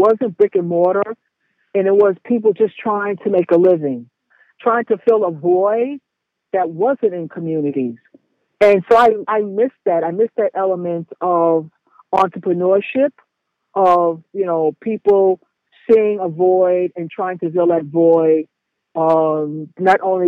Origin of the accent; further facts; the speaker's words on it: New York City, New York, United States; when we moved from the Lower East Side, we moved to Harlem